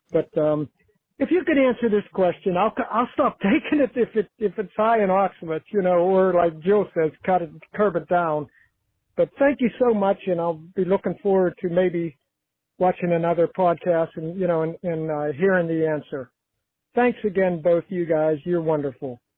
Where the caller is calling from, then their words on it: Carnegie, Pennsylvania, United States; I'm calling from Carnegie, Pennsylvania.